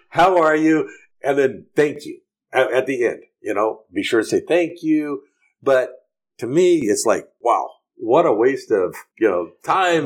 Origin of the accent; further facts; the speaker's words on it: United States; moved away as an adult; now in Honduras; I as an American businessman here